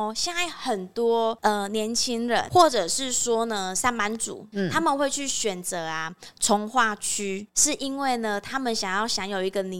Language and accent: Chinese; Kaohsiung, Taiwan; 比如说像我们高雄人武有哪几块是公办？